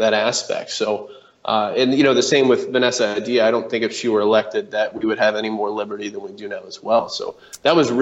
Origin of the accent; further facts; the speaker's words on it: Indianapolis, Indiana, United States; moved away as an adult; now in Texas, United States; I moved here about a year and a half ago from Indiana. I'm originally from Indianapolis